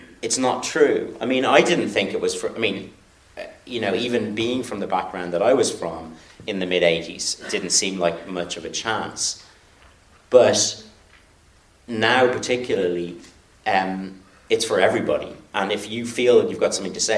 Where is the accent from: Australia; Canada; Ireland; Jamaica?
Ireland; culture is important to us in this country